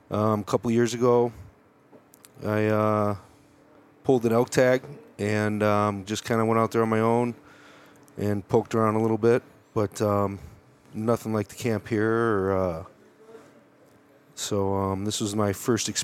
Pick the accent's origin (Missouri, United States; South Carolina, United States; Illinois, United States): Illinois, United States; Chicago; moved away as an adult; now in Colorado, United States; I grew up in Chicago, moved to Colorado in 99 for college